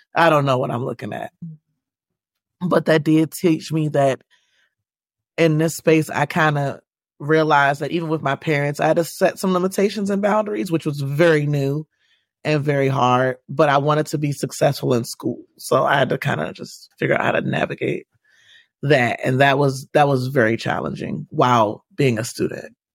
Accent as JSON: {"language": "English", "town": "Washington", "region": "District of Columbia", "country": "United States", "tie": "born or raised there", "moved": "yes", "lives_now": "Maryland, United States", "said": "So I grew up in Washington, D C. I currently reside in Maryland, but I grew up within the city of the district of Columbia"}